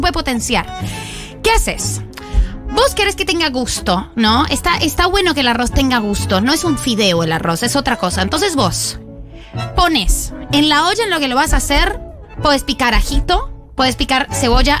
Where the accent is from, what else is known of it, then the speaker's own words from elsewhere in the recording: Argentina; Yo soy argentina 100%